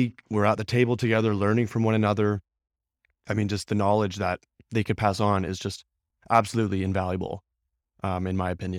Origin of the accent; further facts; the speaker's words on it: Williams Lake, British Columbia, Canada; I was born and raised in Williams Lake, BC